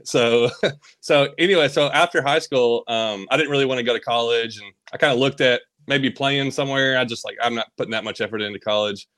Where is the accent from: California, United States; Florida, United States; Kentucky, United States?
Kentucky, United States; Bowling Green; also born or lived in Tennessee; I always lived in Kentucky and Tennessee. Uh, I was born in Bowling Green area